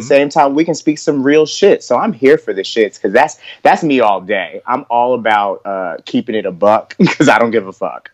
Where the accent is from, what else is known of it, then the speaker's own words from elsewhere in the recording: the South, United States; also born or lived in New York; I was born in New York. So like I'm all about like the New York mindset. I was raised down south. So I have that southern vibe also.